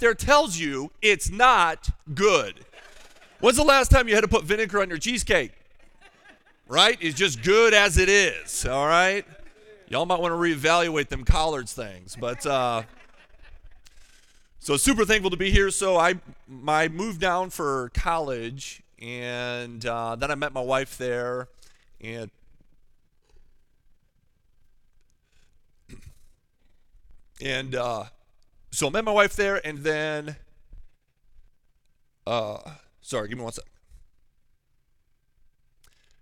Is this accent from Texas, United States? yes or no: no; Wisconsin, United States; moved away; also born or lived in North Carolina; I'm originally from Wisconsin